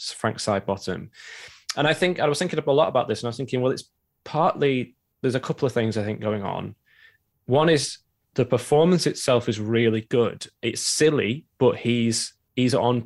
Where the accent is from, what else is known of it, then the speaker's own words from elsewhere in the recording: Preston, North West England, United Kingdom; now in Manchester, United Kingdom; I currently live in Manchester and I'm from Preston originally, which is just down the road. So I've grown up in the kind of northwest